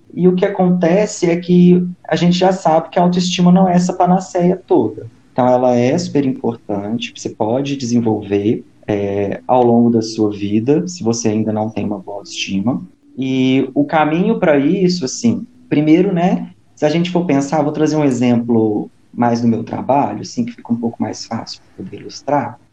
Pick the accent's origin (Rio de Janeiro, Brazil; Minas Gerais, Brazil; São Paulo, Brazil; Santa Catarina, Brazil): Minas Gerais, Brazil; interior of; now in Belo Horizonte, Brazil; sou mineiro do interior, mas moro atualmente em Belo Horizonte